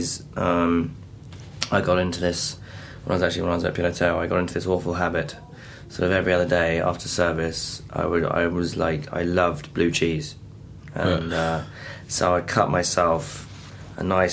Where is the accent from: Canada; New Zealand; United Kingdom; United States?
United Kingdom; Norfolk, East of England; I'm born and raised in Norfolk